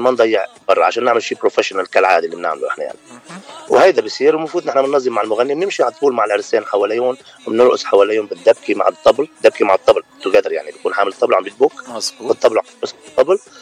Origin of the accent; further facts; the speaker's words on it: Lebanon; moved away as an adult; now in California, United States; أنا من لبنان وصار لي تقريبا 8 سنين من سنة 2012 بكاليفورنيا أمريكا